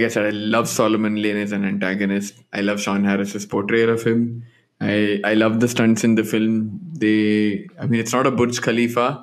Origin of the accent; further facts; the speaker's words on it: Dubai, United Arab Emirates; moved away; I grew up in Dubai